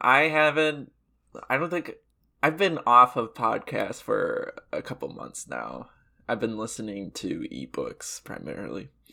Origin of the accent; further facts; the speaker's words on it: the South, United States; As a Southerner myself